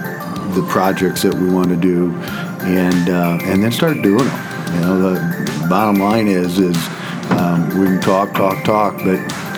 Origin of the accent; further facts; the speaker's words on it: Bloomington, Illinois, United States; Yeah, I'm born and raised in Bloomington